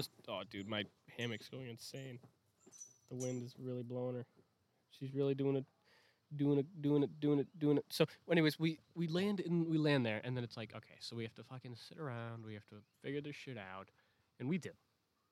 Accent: Wisconsin, United States; I'm from Wisconsin.

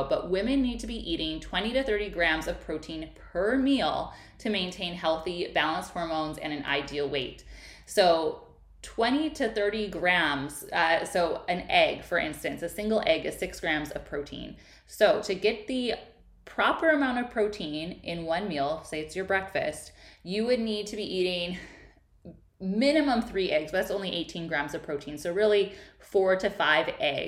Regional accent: Midwest, United States; I grew up in the Midwest where you just ate your meat and potatoes.

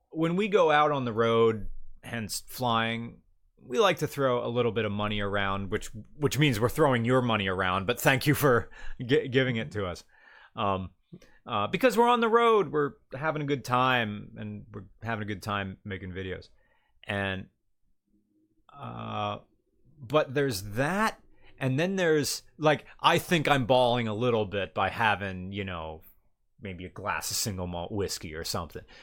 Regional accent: Atlantic Canada, Canada; I say Kanucky Stan all the time, and I'm from Atlant- Atlantic Canada.

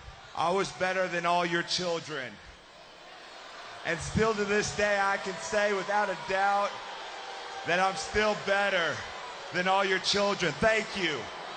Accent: Perry, Oklahoma, United States; I am from Perry, Oklahoma. My third state wrestling championship. You know, growing up in Perry, Oklahoma, it was almost like greatness was my neighbor and success was my best friend.

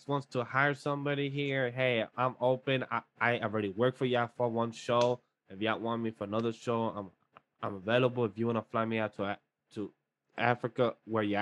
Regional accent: Colombia; moved away; I come from Colombia.

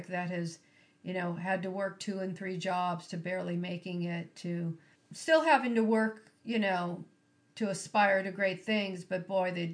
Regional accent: Carpinteria, California, United States; I grew up on Starpine Road

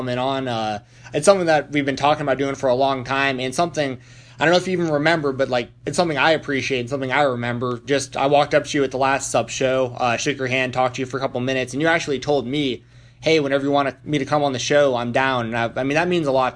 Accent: Atlanta, Georgia, United States; I grew up in Atlanta

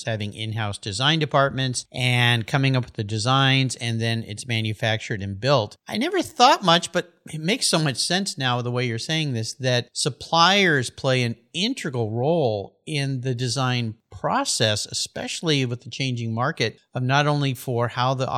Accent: Southern California, United States; I grew up in Southern California where I surfed all the time

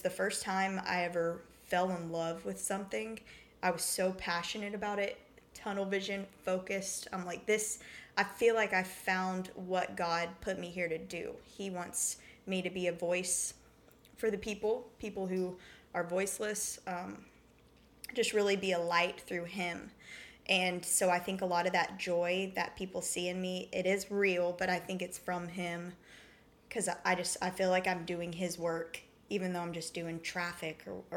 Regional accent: Brentwood, Tennessee, United States; also born or lived in Nashville, Tennessee; I grew up in Brentwood, Tennessee, born and raised in Nashville, so really familiar with the culture around here

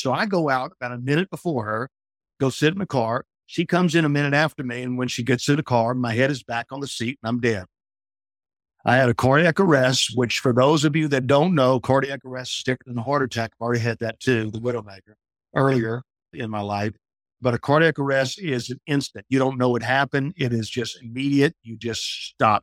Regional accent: New Orleans, Louisiana, United States; I'm from Louisiana where they have tornadoes and hurricanes down in South Louisiana

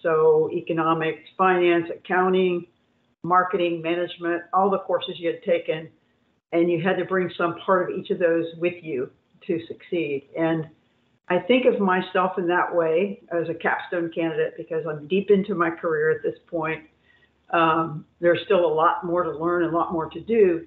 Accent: Indiana, United States; I'm from Indiana

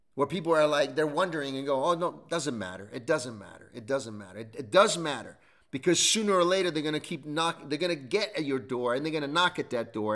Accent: United States

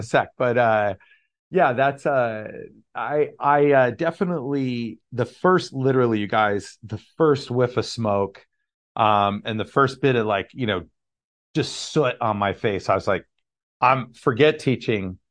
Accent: Monterey Bay area, California, United States; also born or lived in Gilroy, California; Grew up in the Monterey Bay area

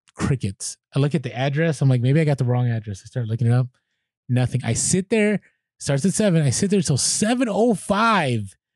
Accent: San Francisco, California, United States; now in San Diego, United States; San Francisco, half of it where I grew up on the Mission District

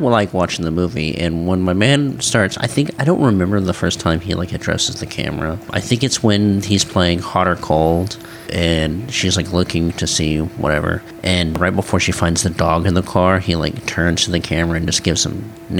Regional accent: United States; as an American

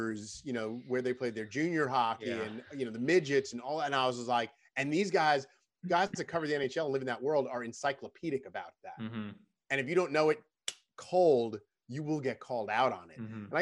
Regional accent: Long Island, New York, United States; moved away as an adult; also born or lived in Salisbury, Maryland / Birmingham, Alabama / Baltimore; I grew up on Long Island

